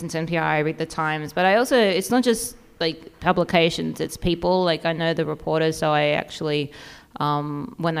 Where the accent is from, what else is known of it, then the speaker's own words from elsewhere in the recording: Australia; now in United States; I'm Australian